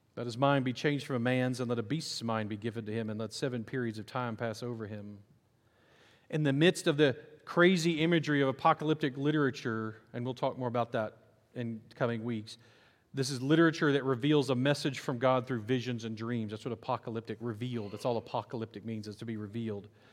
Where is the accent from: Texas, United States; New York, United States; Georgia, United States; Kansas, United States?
Texas, United States; Nacogdoches; I grew up in Nacogdoches, actually outside of Nacogdoches, actually outside of Appleby